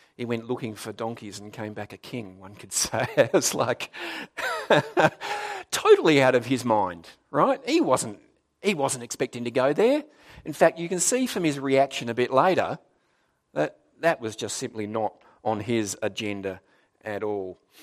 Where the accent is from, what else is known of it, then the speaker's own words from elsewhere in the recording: Darwin, Northern Territory, Australia; moved away; also born or lived in South Australia; I was born in Darwin, actually, so it was kind of back home to me